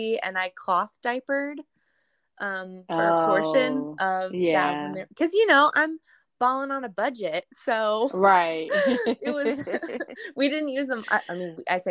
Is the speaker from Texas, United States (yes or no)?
no; Northern California, United States; moved away as an adult; now in Missouri, United States; I'm originally from Northern California. Okay. So I was born and raised there.